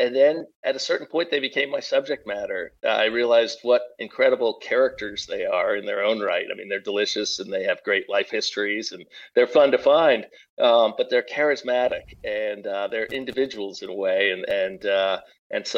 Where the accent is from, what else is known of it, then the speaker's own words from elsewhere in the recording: New England, United States; moved away as an adult; now in Pacific Northwest, United States; I grew up in New England